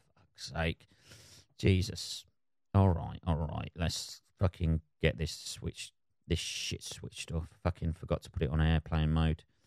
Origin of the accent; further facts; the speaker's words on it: United Kingdom; I'm British